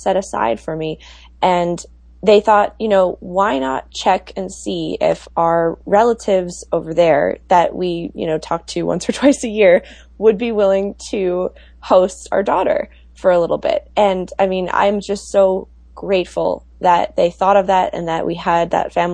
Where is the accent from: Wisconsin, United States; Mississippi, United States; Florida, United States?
Wisconsin, United States; Milwaukee; moved away; I am originally from Milwaukee